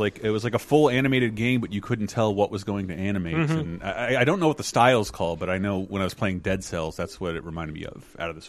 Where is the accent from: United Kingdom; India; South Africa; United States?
United States; Florida; We had very limited stations growing up in Florida.